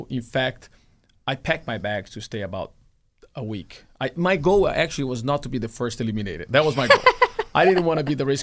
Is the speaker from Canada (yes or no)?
no; Brazil; Well, my dad used to have a race team in my hometown.